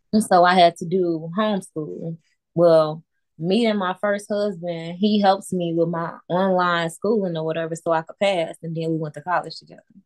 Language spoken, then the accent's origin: English; Chicago, Illinois, United States; born in Chicago